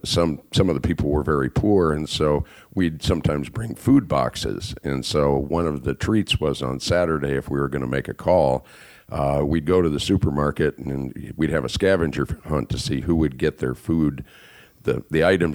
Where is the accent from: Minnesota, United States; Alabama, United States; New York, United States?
Minnesota, United States; moved away; I grew up in Minnesota, and my father was an orphan